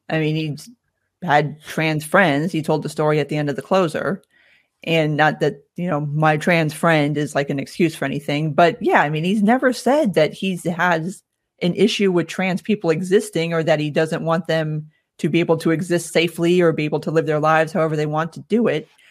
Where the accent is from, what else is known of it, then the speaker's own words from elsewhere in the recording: South Florida, United States; moved away as an adult; now in Atlanta, United States; Born and raised in South Florida. I moved up here about fifteen years ago now.